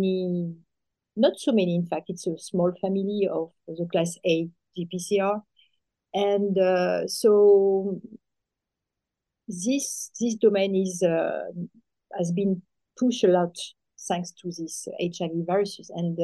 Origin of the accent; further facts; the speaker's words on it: France; accent: French; English is a second language; I'm French, as you can hear with my accent, French accent.